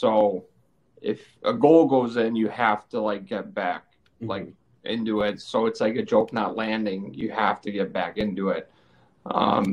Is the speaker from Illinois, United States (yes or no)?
yes; Chicago, Illinois, United States; I'm from Chicago. You guys know that. Grew up here, so I live here now